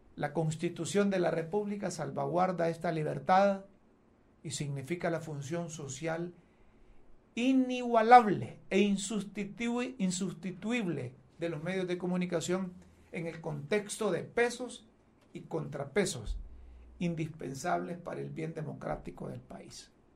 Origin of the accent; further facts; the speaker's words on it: Honduras; a mí como hondureño